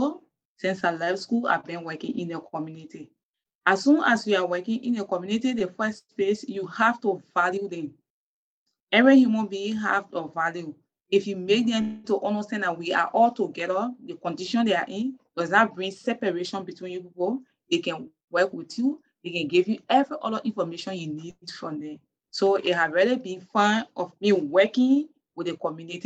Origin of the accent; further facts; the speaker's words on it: Lofa County, Liberia; I'm from Lofa County in Senegal Town, Wanjama District